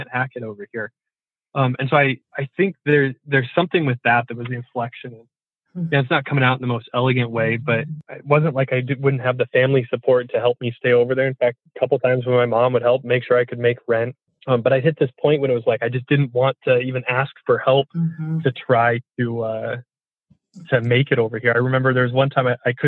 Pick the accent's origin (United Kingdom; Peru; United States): United States; Port Angeles, Washington; also born or lived in Seattle; I moved out from Port Angeles to the Seattle side right after I graduated high school